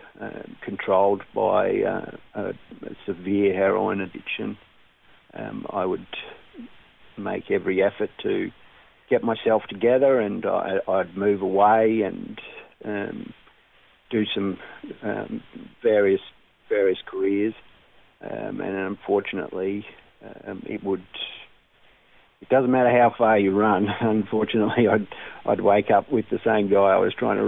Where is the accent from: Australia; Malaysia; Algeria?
Australia; Brisbane, Queensland; I was born in Brisbane.